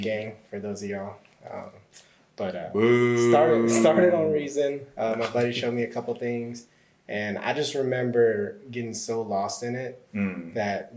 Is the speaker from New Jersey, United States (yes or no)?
no; Northern Virginia, United States; moved away as an adult; now in Atlanta, United States; I'm originally from Northern Virginia